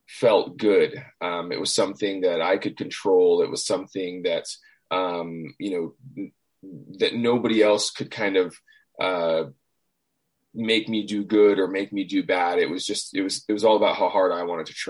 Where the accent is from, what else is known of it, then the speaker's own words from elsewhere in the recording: Hawaii, United States; moved away as an adult; I grew up in Hawaii